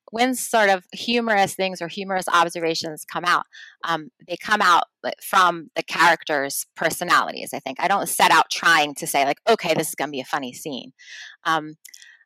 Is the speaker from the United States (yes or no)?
yes; New York, United States; moved away as an adult; now in United Kingdom; my hometown and to New Yorkers